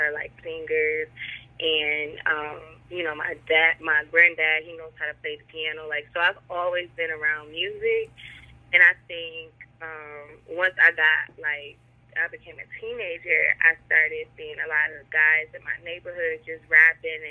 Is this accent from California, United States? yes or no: no; Buffalo, New York, United States; now in North Carolina, United States; I grew up in Buffalo, New York